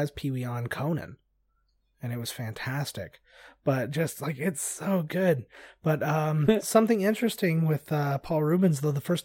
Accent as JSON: {"language": "English", "country": "Canada", "said": "we're Canadian"}